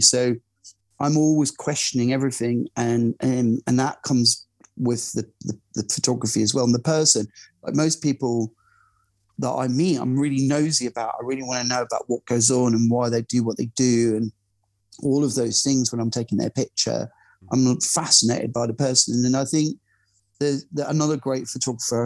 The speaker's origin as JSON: {"language": "English", "town": "Glasgow", "region": "Scotland", "country": "United Kingdom", "moved": "yes", "said": "I'm originally from Glasgow"}